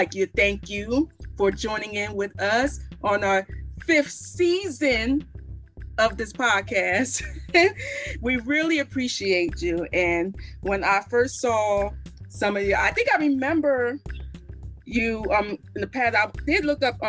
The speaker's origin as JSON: {"language": "English", "town": "Chester", "region": "Pennsylvania", "country": "United States", "tie": "born or raised there", "also_born_or_lived": "Philadelphia suburbs", "said": "I'm originally born in Chester, but I'm actually living in the burbs of in Philly"}